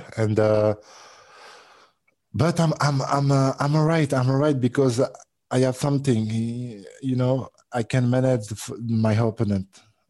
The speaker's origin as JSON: {"language": "English", "area": "near Nantes", "region": "Pays de la Loire", "country": "France", "tie": "born or raised there", "second_language": "English", "said": "I'm from France. I was born in France. I was born in the little city in France. But yes, my father from the Caribbean."}